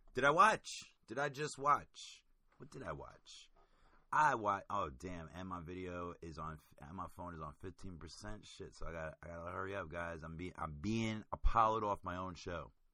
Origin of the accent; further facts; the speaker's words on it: New York City, New York, United States; I'm from Queens